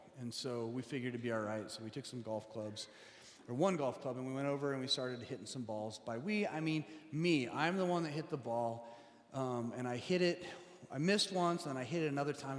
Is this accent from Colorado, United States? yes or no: yes; Colorado, United States; now in Seattle, United States; We grew up in Colorado